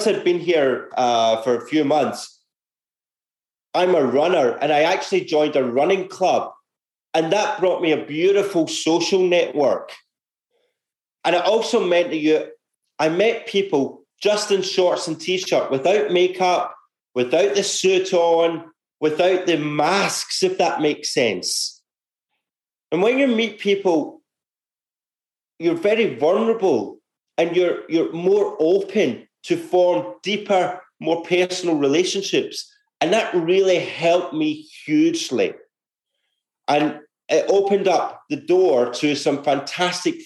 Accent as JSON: {"language": "English", "town": "Glasgow", "region": "Scotland", "country": "United Kingdom", "tie": "born or raised there", "moved": "as an adult", "lives_now": "Australia", "said": "growing up in Scotland, actually, I was one of five kids"}